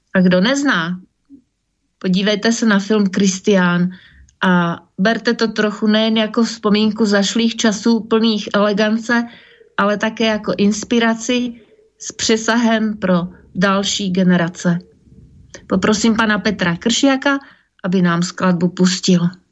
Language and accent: Slovak; Slovakia; now in Prague, Czech Republic; v mojom rodnom meste